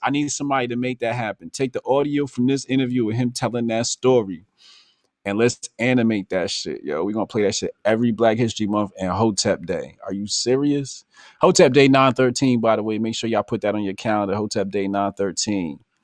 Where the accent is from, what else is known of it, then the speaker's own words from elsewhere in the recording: New Jersey, United States; I grew up in Jersey.